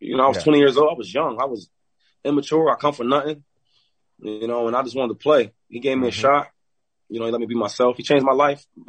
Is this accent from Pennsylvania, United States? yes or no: yes; an hour from Philadelphia, Pennsylvania, United States; Philadelphia. That's home for me. My hometown's an hour away